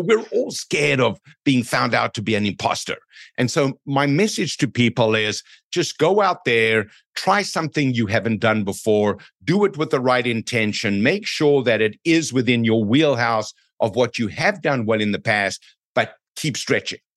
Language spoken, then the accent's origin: English; South Africa; now in Canada; I'm from South Africa